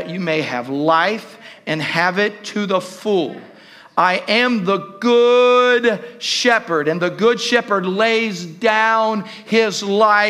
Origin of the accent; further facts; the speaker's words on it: Southern Ohio, United States; I grew up in Southern Ohio